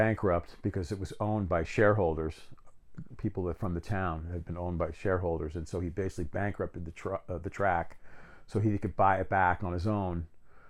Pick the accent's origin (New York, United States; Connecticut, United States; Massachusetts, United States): Connecticut, United States; I grew up in Connecticut.